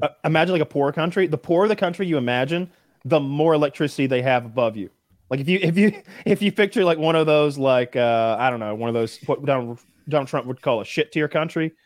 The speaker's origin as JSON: {"language": "English", "region": "the South", "country": "United States", "said": "I'm from the South"}